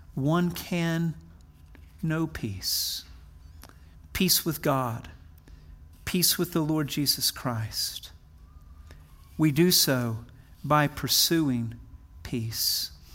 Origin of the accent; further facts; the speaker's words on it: Wichita Falls, Texas, United States; I'm a Texan. I was born in hard scrabble, Texas, right on the Texas, Oklahoma border in a place called Wichita Falls